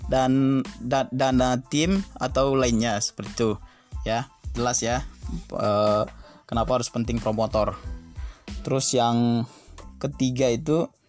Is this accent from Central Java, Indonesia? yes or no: no; Laut Tawar, North Sumatra, Indonesia; aku sendiri uh, berasal dari desa Laut Tawar itu jauh dari kampung eh jauh dari pusat kota Dairi